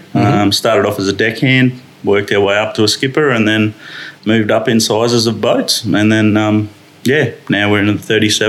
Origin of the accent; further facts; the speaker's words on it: Torres Strait Islands, Murray Island, Queensland, Australia; Yeah, so I grew up in the Torres Straits. So I spent the first 7 years of my life up on Murray Island.